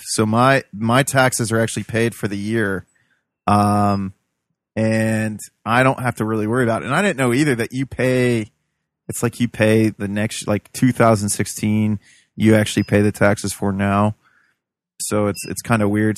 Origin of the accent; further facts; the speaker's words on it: Midwest, United States; I'm a Midwesterner. I'm a, a hillbilly.